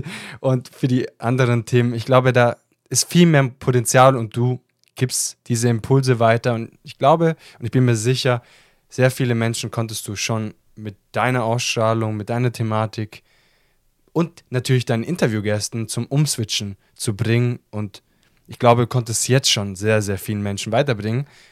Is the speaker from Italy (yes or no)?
yes; Italy; ich als Italiener